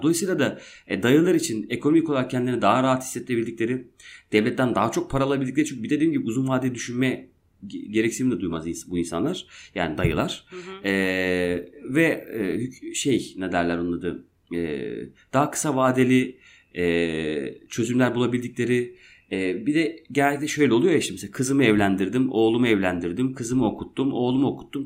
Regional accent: Şenkaya, Erzurum, Turkey; now in Izmir, Turkey

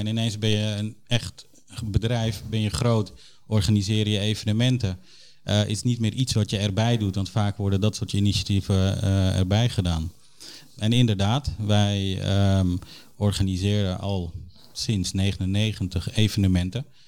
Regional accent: Suriname; now in Netherlands; Ik ben een trotse Nederlander, maar ik ben geboren in Suriname

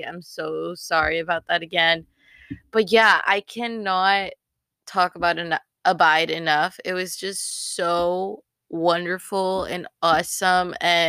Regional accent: Texas, United States; Like, we're like from North Texas.

